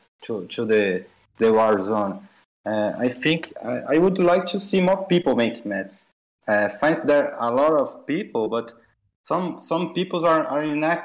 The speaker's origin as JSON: {"language": "English", "region": "São Paulo", "country": "Brazil", "tie": "born or raised there", "second_language": "English", "said": "Cidade de São Paulo. That is my hometown there"}